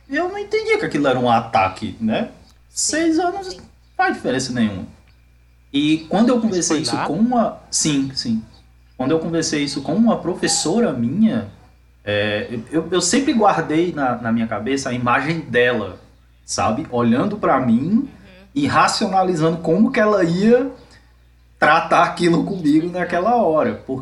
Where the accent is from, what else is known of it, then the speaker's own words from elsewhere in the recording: Salvador, Bahia, Brazil; Principalmente porque eu sou de Salvador, então é um lugar onde tem muitos negros, é uma cidade é, é, conhecida né, pela população negra e tal.